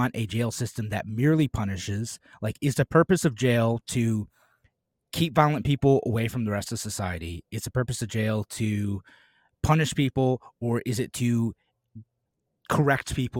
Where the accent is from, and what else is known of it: United States